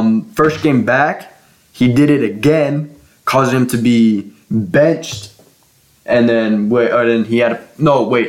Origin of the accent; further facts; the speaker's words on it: Kansas City, United States; we're from Kansas City